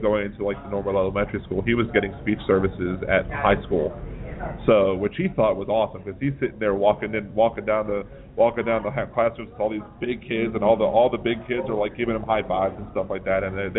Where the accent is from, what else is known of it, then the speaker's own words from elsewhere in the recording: Baltimore, Maryland, United States; now in New Orleans, United States; No, I'm from Baltimore.